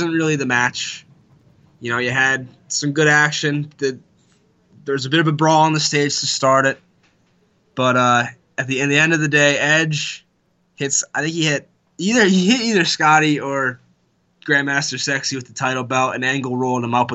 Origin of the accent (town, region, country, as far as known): Wilkes-Barre, Pennsylvania, United States; born or raised there